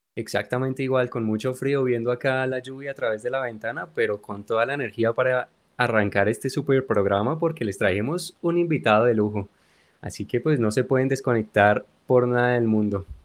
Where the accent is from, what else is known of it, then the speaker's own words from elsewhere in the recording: Colombia; desde nuestra tierra querida, de nuestra Colombia